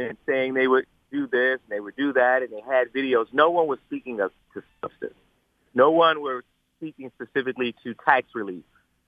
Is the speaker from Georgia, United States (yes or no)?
no; Detroit, Michigan, United States; I call myself a West Side boy, but an East Side man, because I was born and reared on the West Side, but I purchased my first home and started my career on the East Side of Detroit.